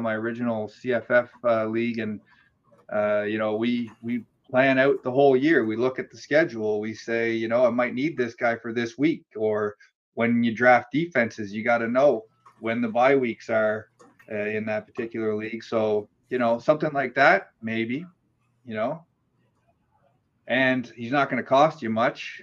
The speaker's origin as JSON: {"language": "English", "region": "the Maritimes", "country": "Canada", "tie": "born or raised there", "said": "I grew up in the Maritimes out east in, in Canada"}